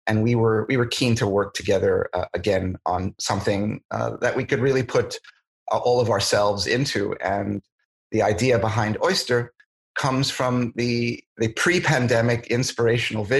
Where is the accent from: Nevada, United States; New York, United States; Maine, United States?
New York, United States; moved away as an adult; now in San Francisco, United States; I'm originally from New York